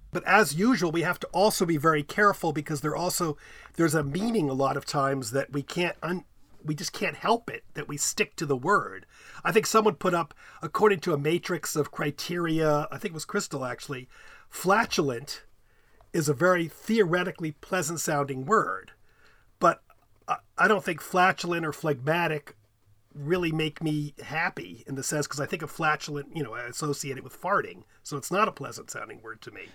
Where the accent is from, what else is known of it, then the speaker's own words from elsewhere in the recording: United States; accent: American English; I'm an American speaker, American English speaker